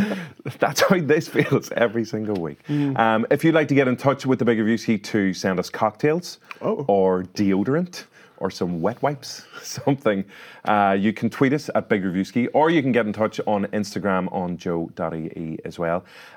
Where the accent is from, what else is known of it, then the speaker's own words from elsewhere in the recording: Derry, Northern Ireland, United Kingdom; There's Derry, my hometown.